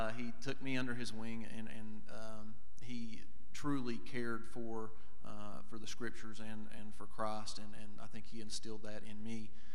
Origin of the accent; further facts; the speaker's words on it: Kentucky, United States; born and raised in Kentucky